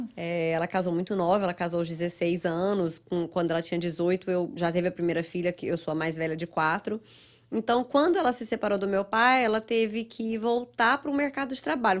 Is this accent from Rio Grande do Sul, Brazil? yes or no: no; Goiânia, Goiás, Brazil; moved away as an adult; also born or lived in Ituiutaba, Minas Gerais, Brazil; now in United States; Eu sou mineira, nasci no interior de Minas, uma cidadezinha perto de Uberlândia chamada Ituiutaba. Ah, mas aos sete anos eu fui para Goiânia.